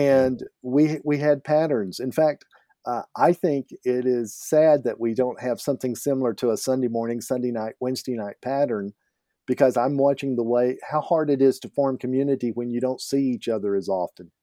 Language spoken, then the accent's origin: English; Oklahoma, United States; now in Alberta, Canada; I grew up in Oklahoma, and we called it pot there